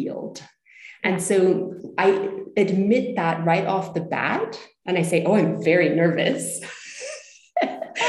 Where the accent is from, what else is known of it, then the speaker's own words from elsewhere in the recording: United States; moved away as an adult; also born or lived in Zurich, Switzerland; now in Switzerland; I'm originally American, currently living near Zurich, Switzerland. I've been living here for nearly 20 years